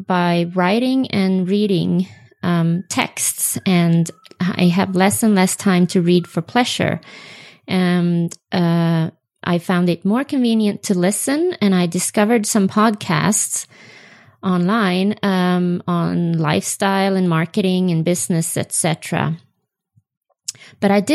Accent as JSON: {"language": "English", "country": "Sweden", "first_language": "Swedish", "second_language": "English", "moved": "as an adult", "lives_now": "Utah, United States", "said": "my native language is Swedish"}